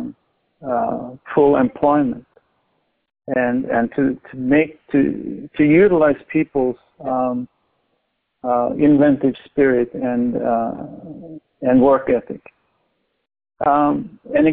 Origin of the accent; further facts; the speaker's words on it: Norway; moved away; I grew up in Norway, and I'm quite familiar with that society